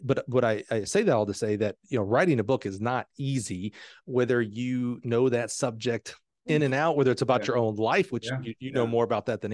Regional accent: Alabama, United States; I'm from Alabama.

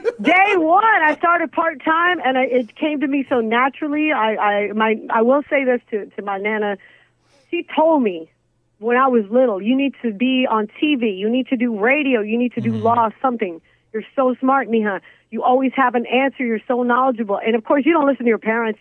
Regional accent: Big Spring, Texas, United States; now in Phoenix, United States; I grew up in Big Spring, Texas, which is a small, tiny, I mean, town

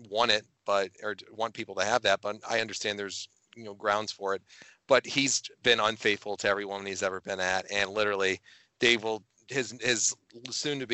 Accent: New York, United States; I'm a New Yorker

